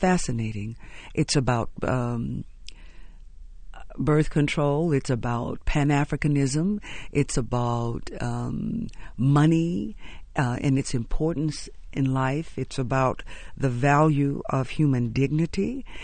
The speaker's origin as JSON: {"language": "English", "town": "Houston", "region": "Texas", "country": "United States", "tie": "born or raised there", "said": "a young girl growing up in Houston"}